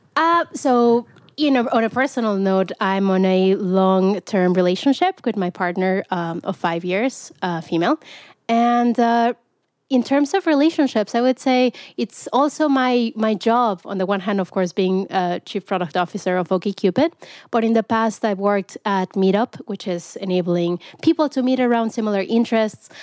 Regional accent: Mexico; moved away as an adult; now in United States; I grew up in Mexico

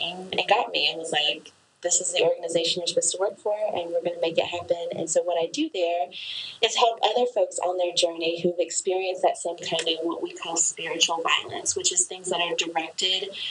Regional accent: Appalachia, Western North Carolina, United States; I grew up over here in Western North Carolina in Appalachia

